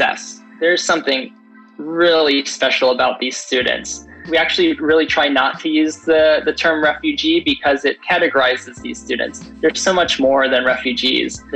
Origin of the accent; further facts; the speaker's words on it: Chicago, Illinois, United States; moved away as an adult; now in San Diego, United States; I'm from Chicago, and so I moved here about 12 years ago